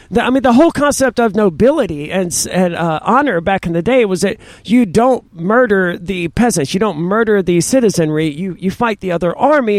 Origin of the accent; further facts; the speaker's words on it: Mississippi, United States; now in New Hampshire, United States; I'm from Mississippi, where there are lots of thunderstorms